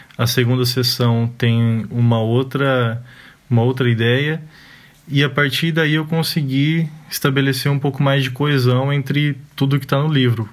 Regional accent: Arapongas, Paraná, Brazil; Arapongas, que é minha cidade natal e atual

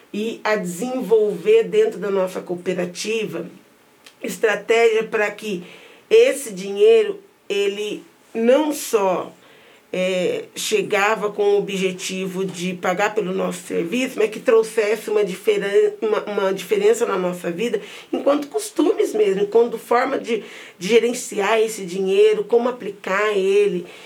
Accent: Londrina, Paraná, Brazil; Nasci na Vila Maris, uma das mais antigas das favelas de Londrina, bem próximo do centro.

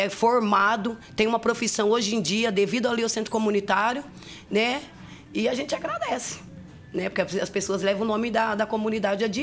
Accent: Toledo, Paraná, Brazil; now in Londrina, Brazil; em Toledo, sou de Toledo.

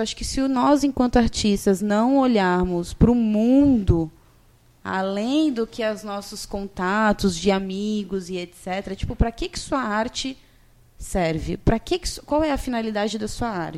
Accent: São Vicente, São Paulo, Brazil; Eu sou de São Vicente, gente, né? Não sou de Santos, eu sou de São Vicente, moro em São Vicente

